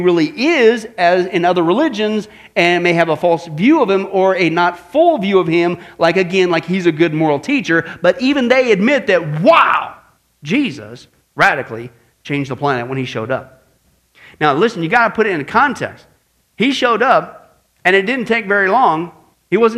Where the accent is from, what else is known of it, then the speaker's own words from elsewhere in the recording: Midwest, United States; growing up in the Midwest